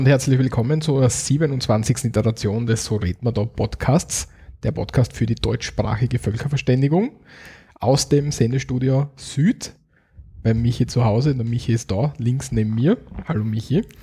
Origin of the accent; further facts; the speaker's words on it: Austria; bei uns in Österreich